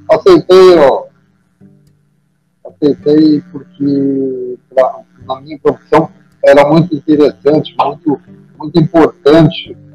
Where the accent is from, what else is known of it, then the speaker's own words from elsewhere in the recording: Santa Cruz do Sul, Rio Grande do Sul, Brazil; also born or lived in Porto Alegre / Pelotas; fui emprestado para o Santa Cruz, que é aqui da minha terra